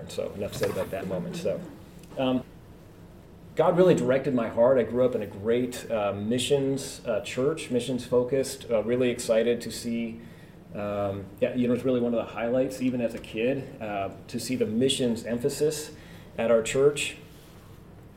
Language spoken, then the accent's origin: English; Edmonds, Washington, United States; also born or lived in Canada / France; I am originally from Canada, and my family moved here to the great state of Washington when I was 5, just north of Seattle, a little town called Edmonds